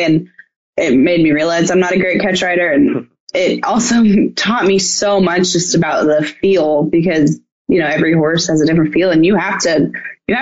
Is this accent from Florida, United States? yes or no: yes; Florida, United States; I'm from Florida